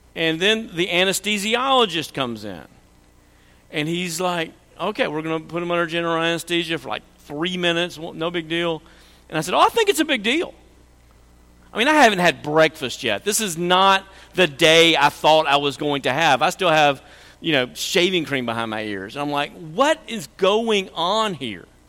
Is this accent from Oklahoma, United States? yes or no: yes; Oklahoma, United States; we're from Oklahoma